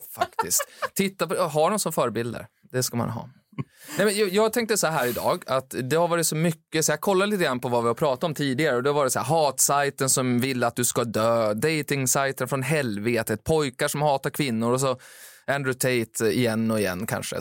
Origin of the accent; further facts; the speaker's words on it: Timrå, Västernorrland County, Sweden; moved away; där jag kommer från, Timrå